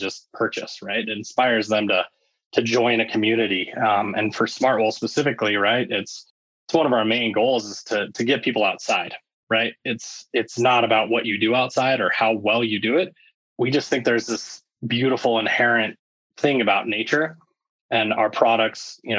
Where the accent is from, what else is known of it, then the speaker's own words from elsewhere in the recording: Littleton, Colorado, United States; I actually grew up in Littleton, Colorado